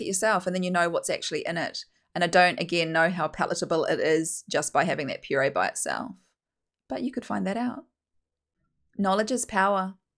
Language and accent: English; New Zealand; accent: broad Kiwi; I'm a Kiwi, if you can't tell from my very broad Kiwi accent